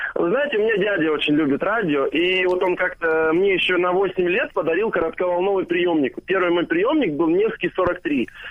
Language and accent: Russian; Omsk, Omsk Oblast, Russia; born or raised there